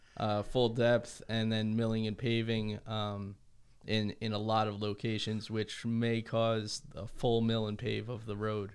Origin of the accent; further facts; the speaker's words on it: New Jersey, United States; moved away; I grew up in New Jersey